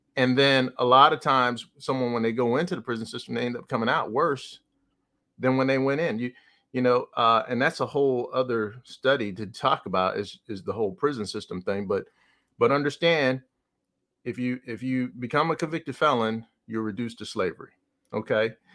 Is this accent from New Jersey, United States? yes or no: yes; New Jersey, United States; I'm from New Jersey